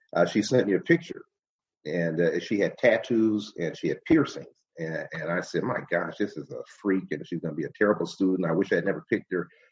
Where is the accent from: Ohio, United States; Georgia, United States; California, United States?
Ohio, United States; Cleveland; also born or lived in Shaker Heights, Ohio / Solon, Ohio; now in Orange, United States; I grew up on Phillips Avenue in the Glenville area